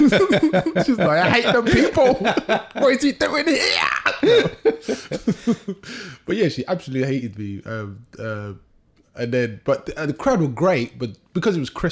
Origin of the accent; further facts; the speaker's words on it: London, United Kingdom; I grew up in Southeast London.